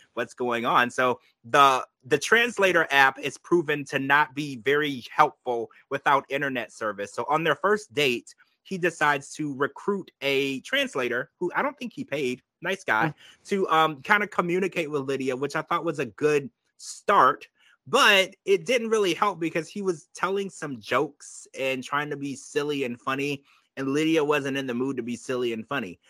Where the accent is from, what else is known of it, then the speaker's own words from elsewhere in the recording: Louisiana, United States; I was raised in Louisiana